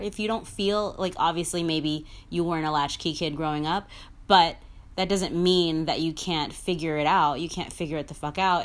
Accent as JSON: {"language": "English", "town": "New York City", "region": "New York", "country": "United States", "said": "I'm from the fucking Bronx"}